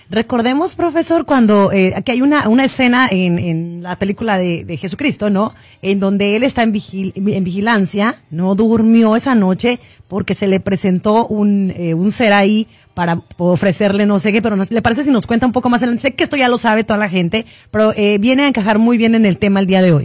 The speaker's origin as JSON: {"language": "Spanish", "town": "León", "region": "Guanajuato", "country": "Mexico", "tie": "born or raised there", "said": "allá en León, Guanajuato, de donde yo soy"}